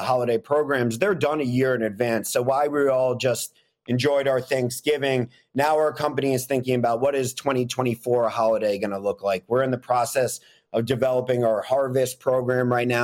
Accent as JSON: {"language": "English", "town": "New York City", "region": "New York", "country": "United States", "tie": "born or raised there", "said": "I grew up in Manhattan living next to a Walgreens"}